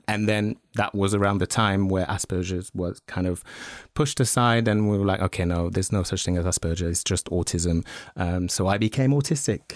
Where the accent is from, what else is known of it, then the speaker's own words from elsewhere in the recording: France; moved away; I grew up in France